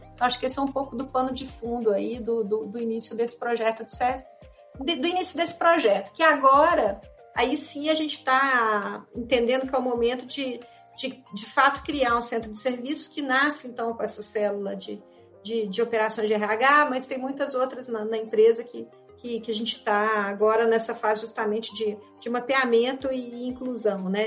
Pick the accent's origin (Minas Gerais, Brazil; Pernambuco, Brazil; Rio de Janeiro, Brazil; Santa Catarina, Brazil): Minas Gerais, Brazil; eu sou mineira